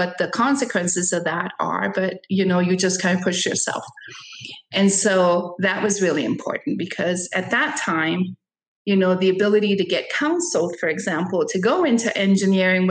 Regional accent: San Francisco, California, United States; born or raised there; also born or lived in Costa Rica

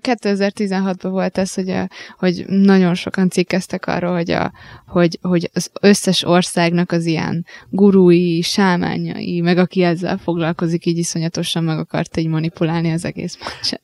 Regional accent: Hungary; itt vagyunk magyarok

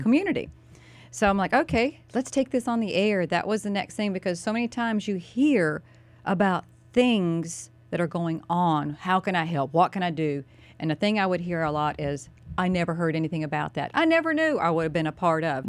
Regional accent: Mooresville, North Carolina, United States; My hometown, I was born and raised

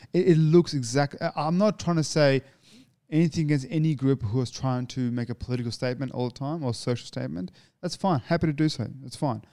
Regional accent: Australia; I'm an Australian

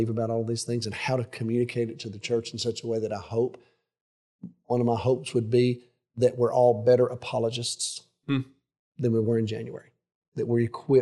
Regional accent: Alabama, United States; growing up in Alabama

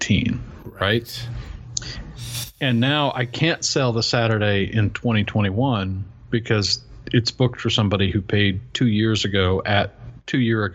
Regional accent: rural Western North Carolina, United States; being 45 minutes from my hometown in this rural Western North Carolina

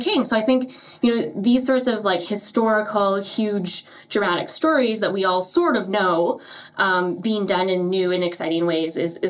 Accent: Winnipeg, Manitoba, Canada; she's from Winnipeg, which is, you know, my hometown.

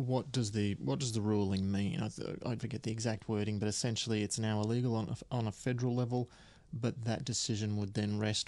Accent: Australia; As an Australian

